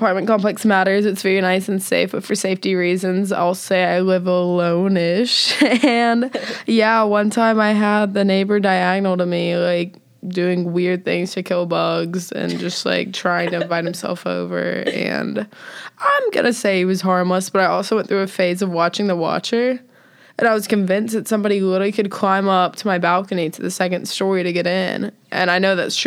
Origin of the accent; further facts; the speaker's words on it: Destin, Florida, United States; moved away as an adult; also born or lived in Alabama; I'm from Destin, from the beach, went to Niceville High School